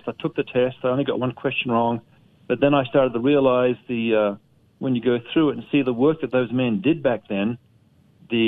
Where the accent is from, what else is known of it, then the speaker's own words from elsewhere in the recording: Australia; moved away as an adult; now in United States; I'm from Australia. I came to America, married a lady from over here.